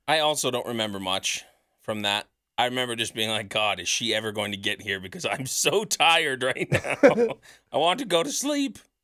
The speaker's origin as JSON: {"language": "English", "town": "Sherwood Park", "region": "Alberta", "country": "Canada"}